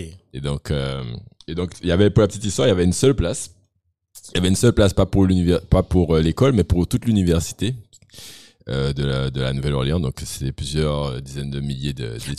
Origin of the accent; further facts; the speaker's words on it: Guadeloupe; je suis Guadeloupéen de 37 ans